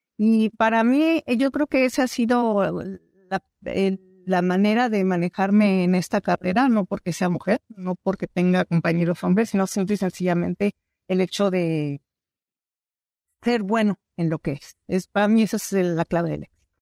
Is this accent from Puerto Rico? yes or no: no; Mexico; also born or lived in Sonora; soy mexicana